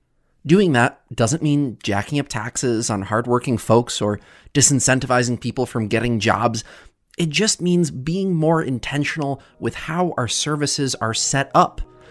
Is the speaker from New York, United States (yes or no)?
yes; Sullivan County, New York, United States; as someone who myself was born and raised in Sullivan County and lived in Sullivan County for almost my entire life.